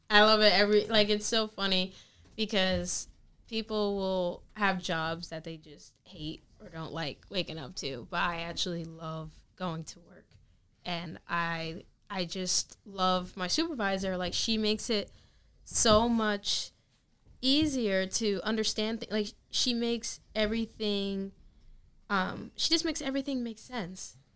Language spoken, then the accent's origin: English; New York, United States; growing up in New York, like it's a totally